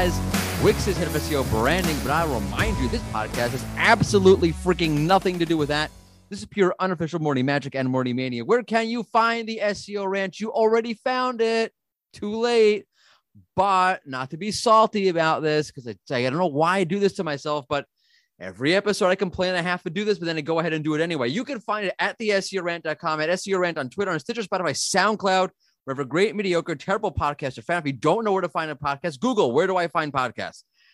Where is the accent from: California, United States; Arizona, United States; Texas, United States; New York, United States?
New York, United States; now in Israel; I'm originally from New York, but now I live in Israel